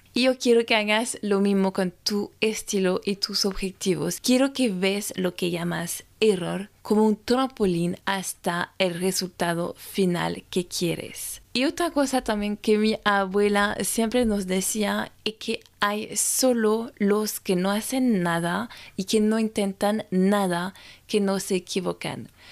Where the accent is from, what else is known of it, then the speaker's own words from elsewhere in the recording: France; francesa y coach de imagen